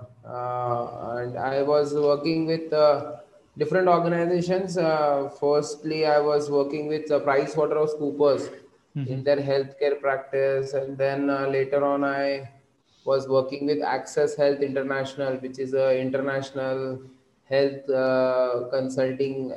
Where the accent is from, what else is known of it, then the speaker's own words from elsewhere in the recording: Nagpur, Maharashtra, India; also born or lived in Bangalore; I came to my hometown in Nagpur